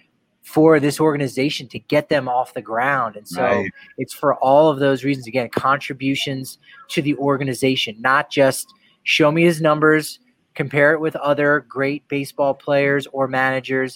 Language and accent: English; East Coast, United States; now in Colorado, United States; a guy who obviously followed the Rockies from afar growing up on the East Coast